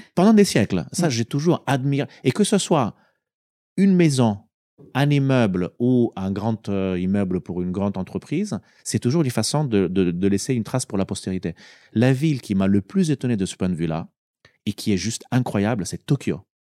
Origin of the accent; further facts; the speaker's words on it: Italy; moved away; also born or lived in France; j'ai postulé euh, pour retourner justement dans mon pays parce que je me suis dit, eh ben, au bout de 17-18 ans de, carrière professionnelle, c'est quand même pas mal d'aller pouvoir contribuer avec tout ce que j'ai appris dans mon pays d'origine